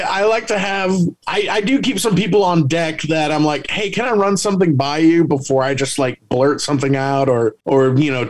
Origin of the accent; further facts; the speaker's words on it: San Antonio, Texas, United States; moved away as an adult; now in Las Vegas, United States; where I came up and started in my hometown of San Antonio